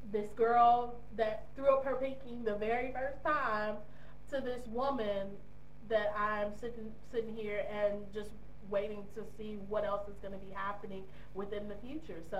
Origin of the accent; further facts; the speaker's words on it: United States; moved away as an adult; me being American expat